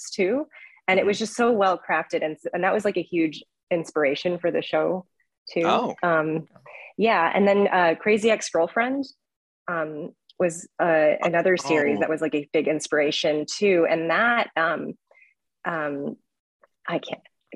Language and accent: English; Southern California, United States; I'm from Southern California too, and it's set kind of in the area that I grew up